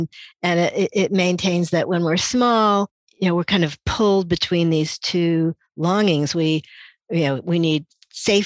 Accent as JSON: {"language": "English", "town": "Indianapolis", "region": "Indiana", "country": "United States", "tie": "born or raised there", "said": "So I really felt like a stranger in a strange land in Indianapolis."}